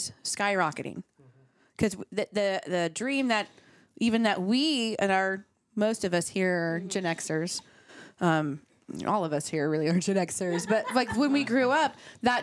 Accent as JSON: {"language": "English", "region": "Midwest", "country": "United States", "tie": "born or raised there", "moved": "yes", "lives_now": "Texas, United States", "said": "I grew up in Midwest"}